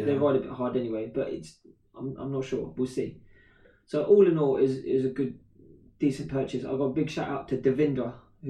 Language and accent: English; Slough, South East England, United Kingdom; I'm from Slough